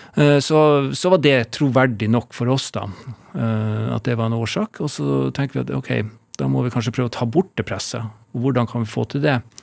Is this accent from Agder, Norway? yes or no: no; Alta, Finnmark, Norway; jeg er jo født og oppvokst i Alta